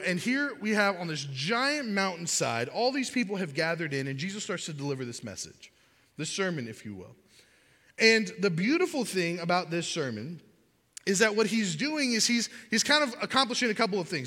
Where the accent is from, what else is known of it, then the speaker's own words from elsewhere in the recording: Miami, Florida, United States; I grew up in Miami